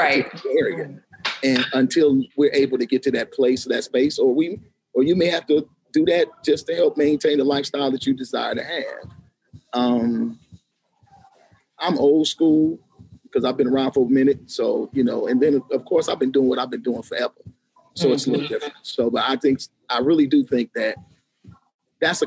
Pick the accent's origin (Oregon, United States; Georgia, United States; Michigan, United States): Michigan, United States; Grand Rapids; the Grand Rapids Symphony Orchestra actually gives an award away every February to a community leader in my hometown